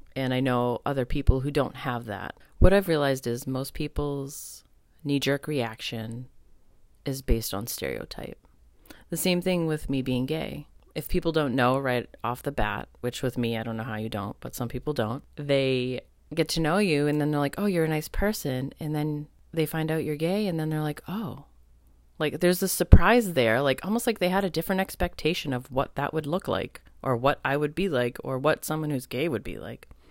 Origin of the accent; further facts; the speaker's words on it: United States; being raised as an American with Italian, American really strong background